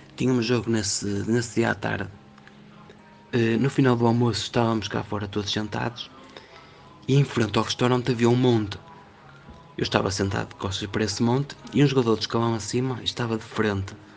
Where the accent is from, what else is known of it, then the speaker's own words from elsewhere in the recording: Portugal; also born or lived in Vila Nova de Famalicão; sou português, eh, moro numa cidade chamada Vila Nova de Famalicão